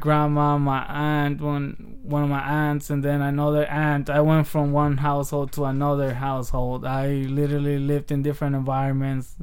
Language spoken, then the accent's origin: English; Aguililla, Michoacán, Mexico; moved away; also born or lived in Hayward; I was raised in Mexico from the time I was two.